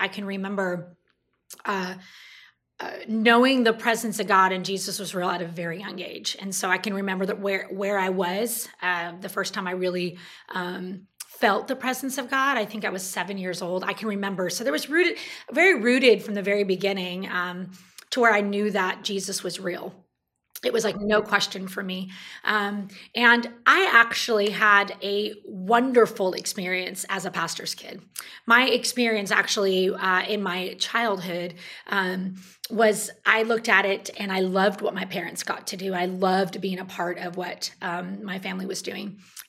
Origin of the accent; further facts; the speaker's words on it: California, United States; I was in a small town in Northern California. At the time, it was a small town.